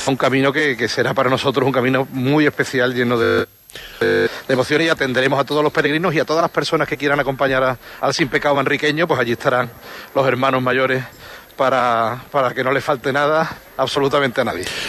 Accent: Seville, Andalusia, Spain; somos eh, amigos de Sevilla de toda la vida

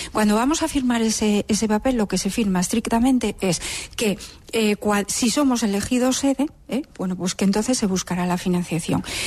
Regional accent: Gijón, Asturias, Spain; yo soy una gijonesa más

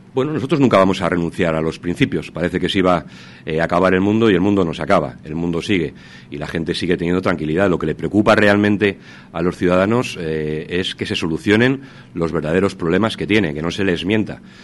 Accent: Salamanca, Castile and León, Spain; Hablo como salmantino

